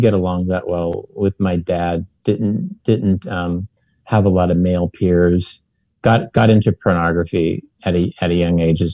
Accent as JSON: {"language": "English", "area": "San Francisco Bay Area", "region": "California", "country": "United States", "tie": "born or raised there", "said": "I grew up here in the San Francisco Bay Area."}